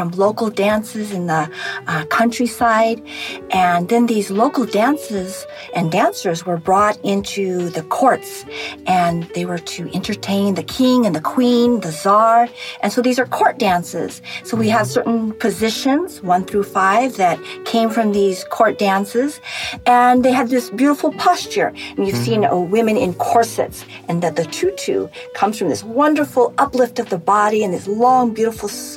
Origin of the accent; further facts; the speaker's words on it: California, United States; moved away as an adult; also born or lived in New Jersey; now in Atlanta, United States; I was born in New Jersey, and I'm a California girl. I'm a Cali gal. Love the Pacific Ocean. And I was raised there